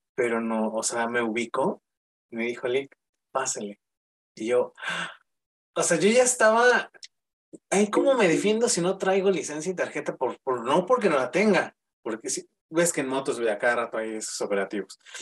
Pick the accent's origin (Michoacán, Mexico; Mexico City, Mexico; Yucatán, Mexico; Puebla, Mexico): Mexico City, Mexico; aquí en la Ciudad de México, yo soy de la Ciudad de México